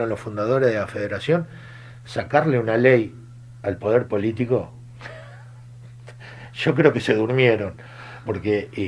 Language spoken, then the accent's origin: Spanish; San Lorenzo, Santa Fe, Argentina; tengo la misma sensación que hoy cuando escuché, porque soy de San Lorenzo, que la legislatura nos devolvió la ley.